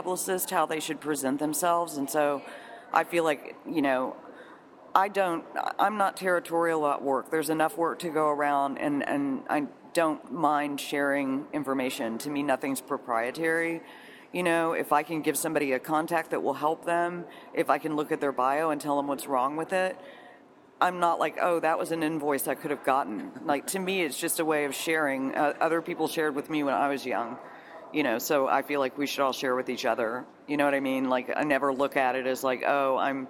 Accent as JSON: {"language": "English", "town": "Austin", "region": "Texas", "country": "United States", "said": "I'm actually from Austin, and I started my career here in concert promotion when I was about 18"}